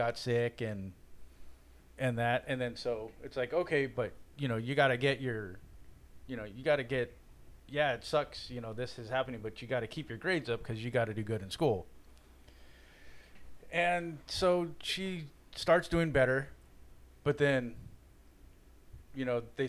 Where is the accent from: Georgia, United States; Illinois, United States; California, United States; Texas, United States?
California, United States; Garden Grove; born and raised in Garden Grove. Been in the same house for 42 years now.